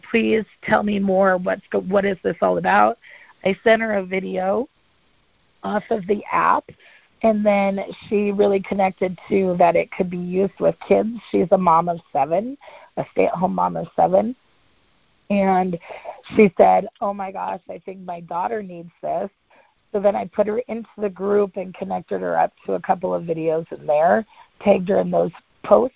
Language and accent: English; Montana, United States; my hometown in Montana